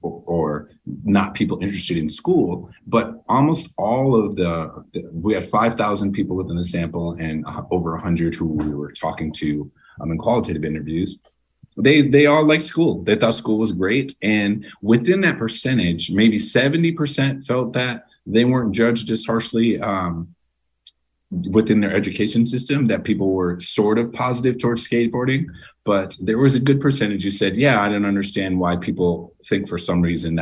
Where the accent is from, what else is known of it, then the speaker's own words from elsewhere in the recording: Massachusetts, United States; That's something I saw in my time growing up in Massachusetts with skateboarding.